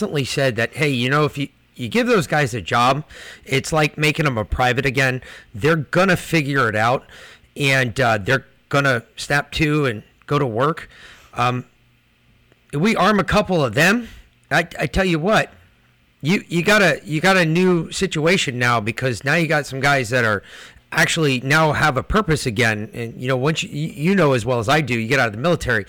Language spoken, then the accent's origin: English; Connecticut, United States; now in Georgia, United States; I grew up in Connecticut